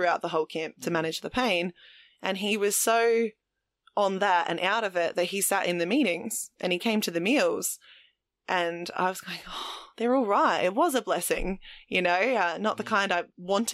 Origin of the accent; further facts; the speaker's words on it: Adelaide, South Australia, Australia; also born or lived in Mount Gambier; all of my natural family live in Adelaide and all of the friends that I grew up with in Adelaide were all still there